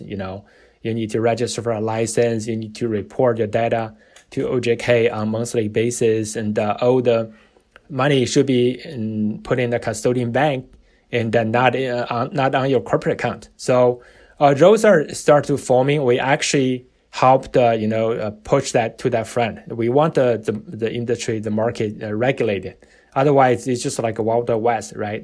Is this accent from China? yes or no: yes; China; also born or lived in Notre Dame / New York City; now in United States; I was born and raised in China